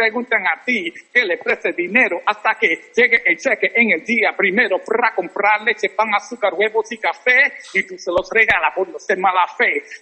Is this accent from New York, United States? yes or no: yes; New York City, New York, United States; also born or lived in Vega Baja, Puerto Rico; Sí, nací en Vega Baja. Mi mamá se mudó para Nueva York desde nosotros jovencitos, o me crié en el Bronx.